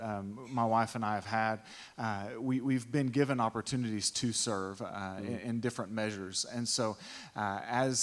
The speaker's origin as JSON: {"language": "English", "region": "East Texas", "country": "United States", "tie": "born or raised there", "said": "My wife and I, we were born and raised in East Texas and thought we would live the entirety of our life here"}